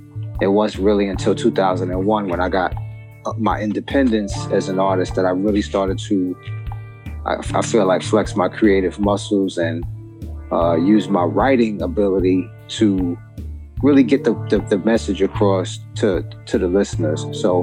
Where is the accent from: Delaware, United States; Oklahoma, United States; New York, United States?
New York, United States; New York City; now in New Jersey, United States; I'm from Brooklyn, New York, but I'm actually in Northern New Jersey right now. I moved to New Jersey a few years back.